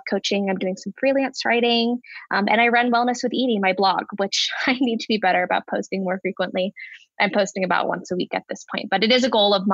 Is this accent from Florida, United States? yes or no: no; Bay Area, Northern California, United States; moved away as an adult; now in Denver, United States; I am originally from Northern California. I grew up in the Bay Area